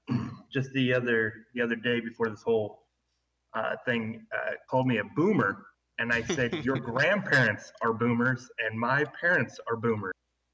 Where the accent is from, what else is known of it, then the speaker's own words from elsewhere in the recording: Bruning, Nebraska, United States; Bruning, Nebraska.